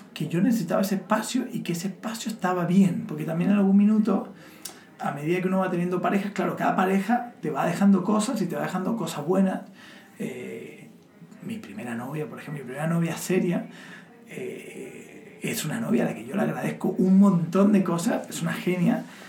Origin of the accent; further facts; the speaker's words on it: Chile; now in Spain; como buen chileno, los chilenos al final somos hijos de los americanos